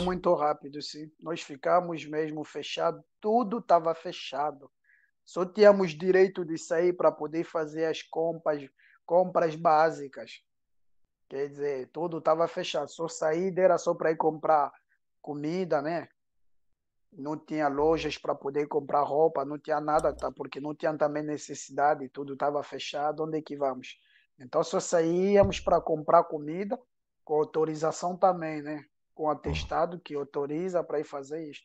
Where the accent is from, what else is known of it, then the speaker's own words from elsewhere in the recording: Angola; first language Portuguese; now in France; a minha infância em Angola